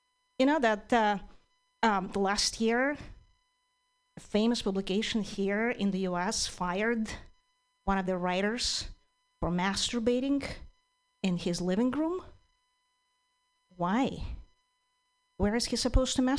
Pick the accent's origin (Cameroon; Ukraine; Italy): Ukraine; English is a second language; now in United States; I'm originally from Ukraine